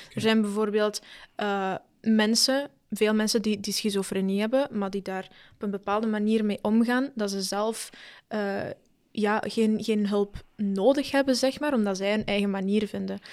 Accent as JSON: {"language": "Dutch", "country": "Argentina", "tie": "born or raised there", "moved": "yes", "lives_now": "Belgium", "said": "ik ben geboren in Argentinië"}